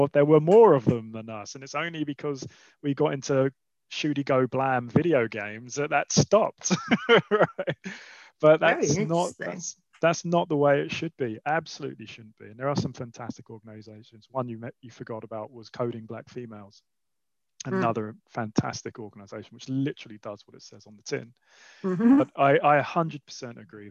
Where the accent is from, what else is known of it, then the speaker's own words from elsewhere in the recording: London, United Kingdom; also born or lived in Switzerland; I grew up in Southeast London and went to a school near Lewisham